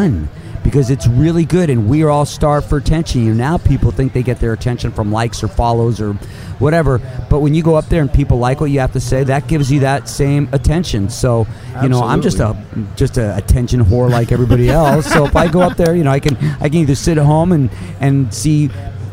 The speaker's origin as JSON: {"language": "English", "town": "Los Angeles", "region": "California", "country": "United States", "tie": "born or raised there", "said": "growing up in Hollywood"}